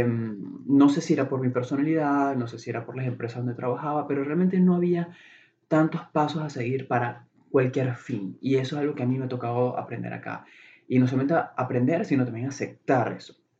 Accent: Venezuela; moved away as an adult; now in Chicago, United States; soy eh, de, Venezuela, soy venezolano

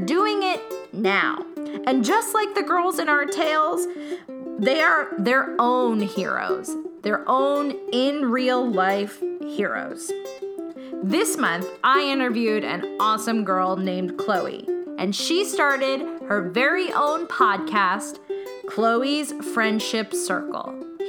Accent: Old Bridge, New Jersey, United States; now in Brooklyn, United States; So I grew up in New Jersey too. I'm in Brooklyn now, but I grew up in a place called Old Bridge, New Jersey.

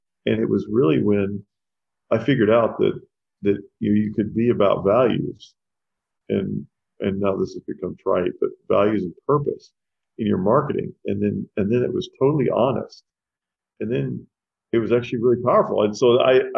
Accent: Owensboro, Kentucky, United States; moved away; also born or lived in New Jersey; I was born in New Jersey. I grew up in Kentucky

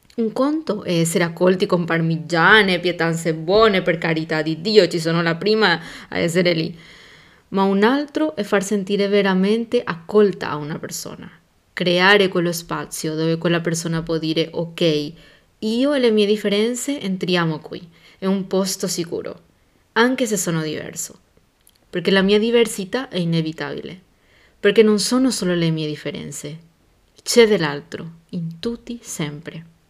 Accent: Paraguay; Italian is a second language; moved away as an adult; now in Italy; il mio paese, Porque da dove vengo yo, siamo molto bravi storytellers

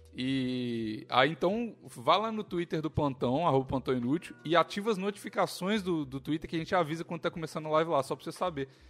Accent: Belo Horizonte, Minas Gerais, Brazil; moved away; also born or lived in Curvelo; Eu mudei Belo Horizonte muito cedo

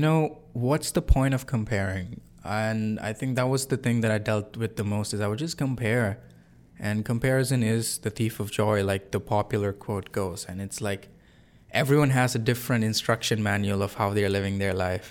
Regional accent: Singapore; moved away as an adult; also born or lived in India; now in Canada; I'm not from Canada. I'm from Singapore, but I was born in India. I've lived in Singapore most of my life.

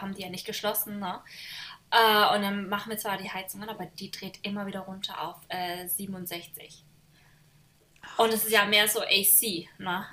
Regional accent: Germany; moved away; also born or lived in Washington; in meinem Heimat, äh, wo ich herkomme, in Deutschland

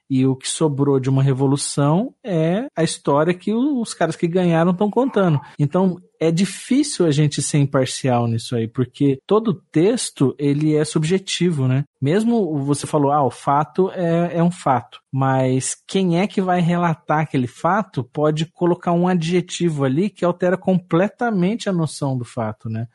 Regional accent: São Paulo, Brazil; aqui a gente é de São Paulo aqui

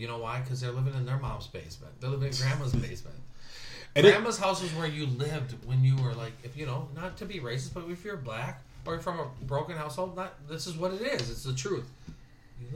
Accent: Southern California, United States; now in Minneapolis, United States; I grew up in Southern California.

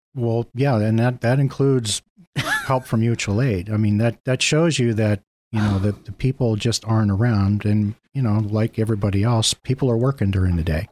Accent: Mill Creek, United States; I, um, actually grew up in Mill Creek

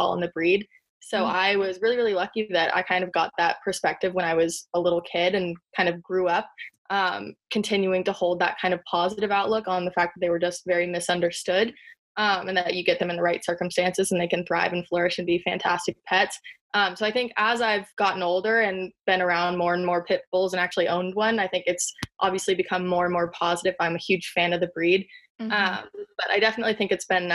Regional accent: San Diego, California, United States; I am from San Diego

